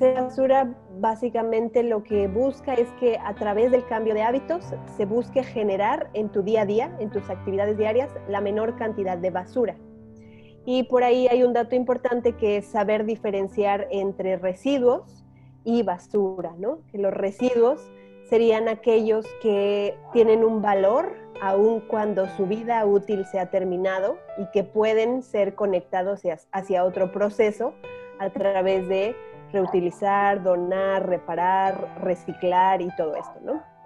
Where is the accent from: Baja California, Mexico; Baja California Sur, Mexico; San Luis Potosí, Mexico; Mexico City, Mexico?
Mexico City, Mexico; moved away as an adult; now in Yucatán, Mexico; Yo nací en la Ciudad de México